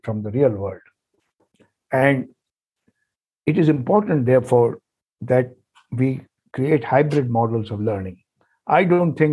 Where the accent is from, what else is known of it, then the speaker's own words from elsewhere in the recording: India; first language Hindi; English is a second language; I went from a reasonably very local high school with my mother tongue Hindi to a nationally important Indian Institute of Technology